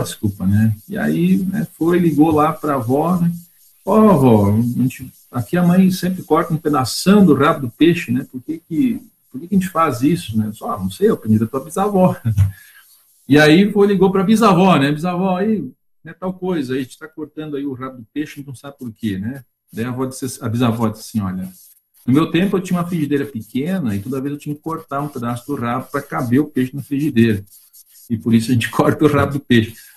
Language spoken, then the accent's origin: Portuguese; Cerro Branco, Rio Grande do Sul, Brazil; now in Curitiba, Brazil; Eu vim né, do Gaúcho Central, sou natural de Cerro Branco